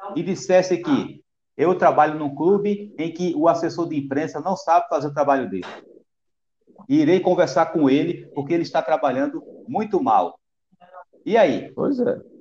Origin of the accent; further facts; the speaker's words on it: Pernambuco, Brazil; eu como pernambucano